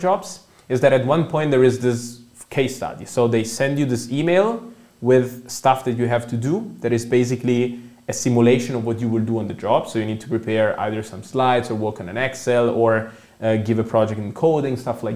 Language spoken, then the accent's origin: English; Milan, Lombardy, Italy; English is a second language; moved away as an adult; now in Germany; I come from Italy. Also, as I think you mentioned in the intro, I did a bachelor in economics in Milan. That's where I come from